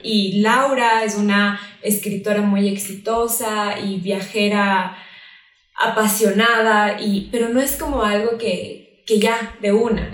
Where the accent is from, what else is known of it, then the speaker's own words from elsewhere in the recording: Quito, Pichincha, Ecuador; also born or lived in Lima; las dos somos de Quito